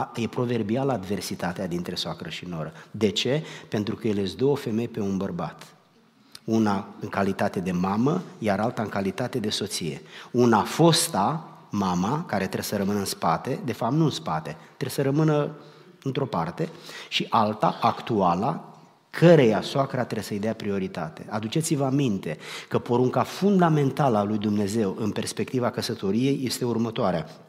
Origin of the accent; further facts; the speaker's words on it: Romania; moved away; noi am plecat din România